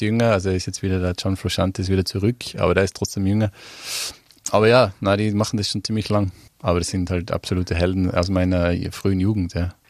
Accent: Mieming, Tyrol, Austria; moved away as an adult; also born or lived in Innsbruck; now in London, United Kingdom; Ich komme ja nicht aus Innsbruck, also ich komme ja vom Oberland, aus einem Dorf

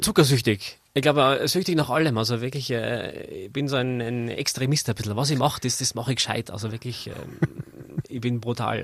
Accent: Zell am See, Salzburg, Austria; now in Innsbruck, Austria; Ich bin in Zell am See geboren

